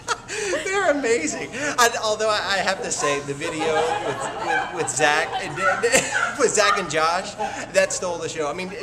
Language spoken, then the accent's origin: English; Houston, Texas, United States; I'm from Houston, Texas.